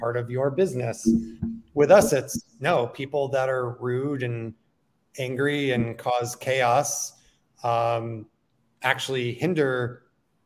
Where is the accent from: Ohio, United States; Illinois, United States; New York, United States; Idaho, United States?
New York, United States; south of Buffalo; I grew up south of Buffalo